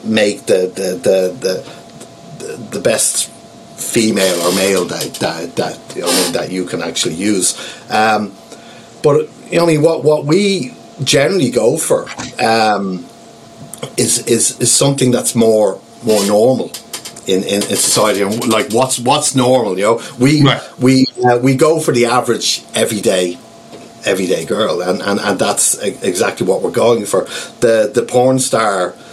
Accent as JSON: {"language": "English", "country": "Ireland", "also_born_or_lived": "Amsterdam", "moved": "yes", "said": "I'm an Irish national, and I'm currently at home in Ireland visiting family at the moment"}